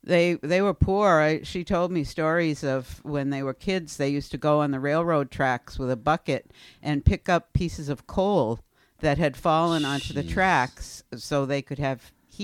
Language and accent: English; Paxton, Massachusetts, United States; also born or lived in Worcester, Massachusetts; I was born in Worcester and lived in Worcester for the first almost 8 years of my life. First in a three-decker, then we upgraded to a two-decker, and then our parents bought land in Paxton and built a house there. So from the mid-50s until they sold that house in 1962, that's where we grew up in Paxton.